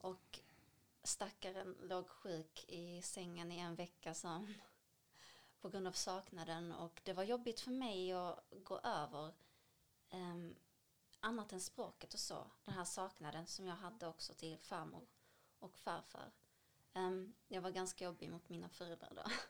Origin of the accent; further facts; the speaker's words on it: Damascus, Damascus Governorate, Syria; now in Sweden; Jag föddes 1992 i Damaskus, Syrien.